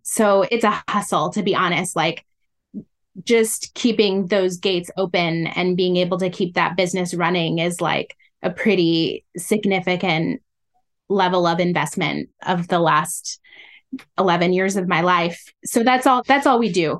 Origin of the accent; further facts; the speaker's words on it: Illinois, United States; also born or lived in Iowa; now in Washington, D.C., United States; I was born in the Midwest. And so through elementary school, I went to a school in Illinois